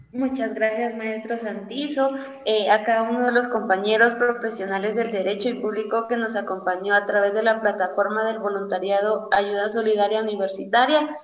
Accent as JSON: {"language": "Spanish", "country": "Guatemala", "said": "a nosotros como estudiantes, como guatemaltecos, como ciudadanos"}